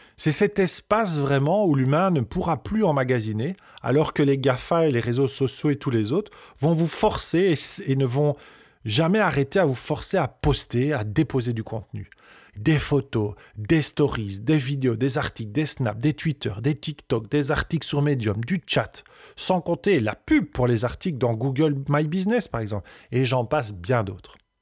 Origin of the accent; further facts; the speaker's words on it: Belgium; on est belge, on peut avoir un accent, et c'est OK